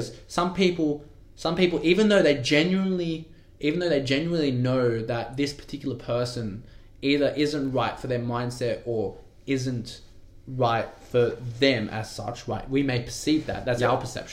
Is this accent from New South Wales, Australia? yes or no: yes; Wentworthville, New South Wales, Australia; also born or lived in Penrith; I grew up in Wentworthville, I went to school in Westmead